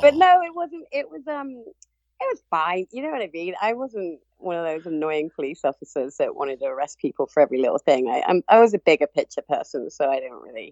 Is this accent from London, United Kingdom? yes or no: no; Cornwall, South West England, United Kingdom; moved away as an adult; also born or lived in Birmingham; I'm originally from Cornwall, um, and then I was actually um, living in Birmingham at the time.